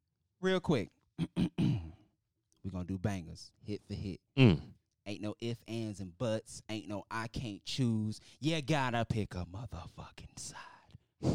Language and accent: English; Atlanta, Georgia, United States; Because first of all, baby, I'm from Atlanta.